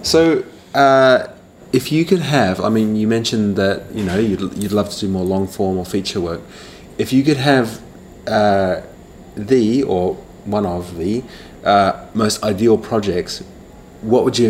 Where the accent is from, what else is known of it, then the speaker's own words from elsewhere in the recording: Australia; moved away; my home country in, in, Australia